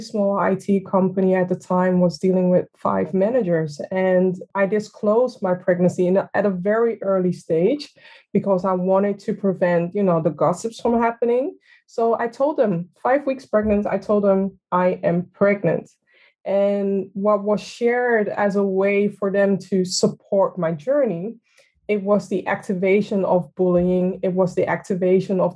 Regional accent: Amsterdam, North Holland, Netherlands; I'm a very tall for a Ghanaian person, born and raised in Amsterdam

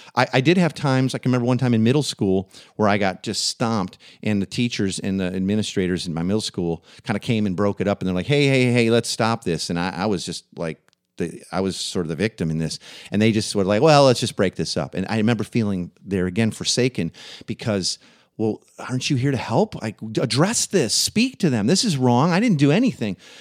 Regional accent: Waukegan, Illinois, United States; the town I grew up in, Waukegan, Illinois

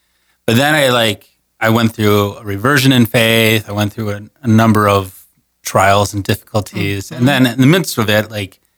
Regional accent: West St. Paul, Minnesota, United States; moved away as an adult; now in South Dakota, United States; I grew up in West St. Paul, Minnesota. So just right outside of downtown St. Paul.

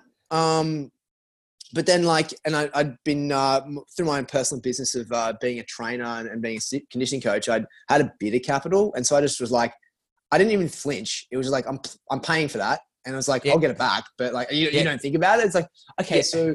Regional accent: Sydney, New South Wales, Australia; moved away as an adult; now in New York, United States; I'm from Mona Vale, Bulgola

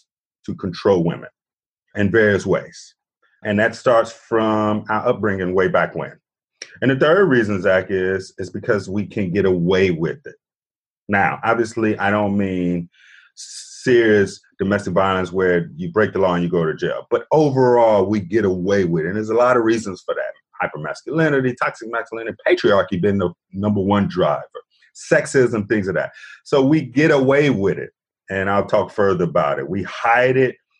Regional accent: Chicago, Illinois, United States; moved away as an adult; now in Atlanta, United States; I'm born and raised in Chicago

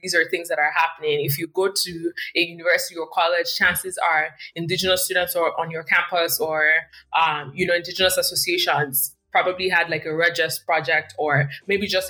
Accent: Warri, Delta, Nigeria; now in Canada; I come from Warri, and, you know, when I was there, like SPDC or Shell was one of the big companies there

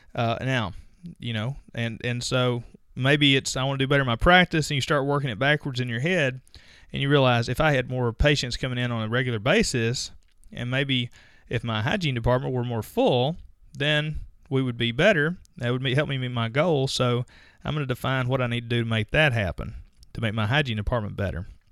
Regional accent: Mississippi, United States; I'm from Mississippi

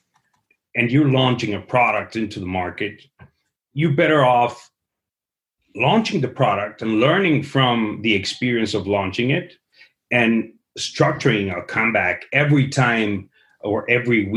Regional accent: Guadalajara, Jalisco, Mexico; moved away; I am originally from Guadalajara, Jalisco, the tequila town

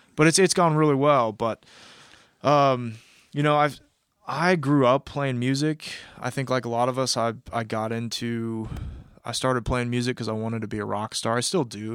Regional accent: Kansas City, Missouri, United States; moved away as an adult; also born or lived in West Coast; I'm originally from Kansas City, Missouri

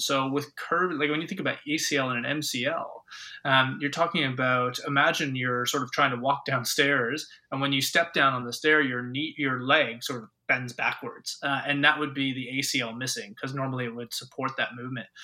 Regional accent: Ontario, Canada; moved away as an adult; now in Australia; I grew up in Ontario

